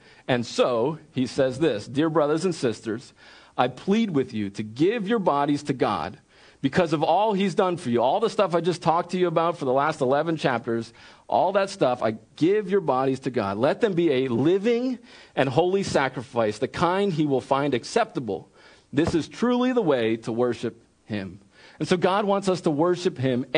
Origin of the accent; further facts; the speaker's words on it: Wilmington, Delaware, United States; moved away as an adult; also born or lived in central Pennsylvania; I grew up in Wilmington, Delaware, and I was not around farms.